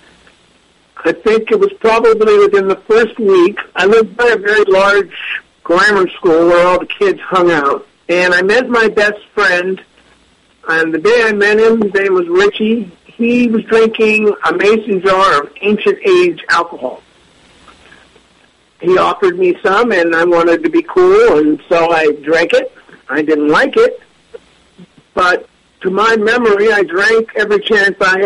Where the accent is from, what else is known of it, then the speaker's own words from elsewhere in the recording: Northern California, United States; I'm from Northern California